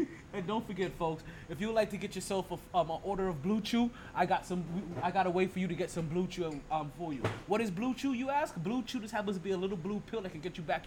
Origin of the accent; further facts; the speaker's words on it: New York, United States; moved away; as a displaced New Yorker